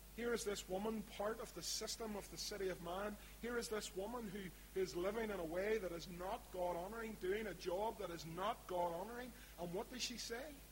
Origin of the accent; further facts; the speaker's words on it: Belfast, Northern Ireland, United Kingdom; accent: East Belfast; my East Belfast accent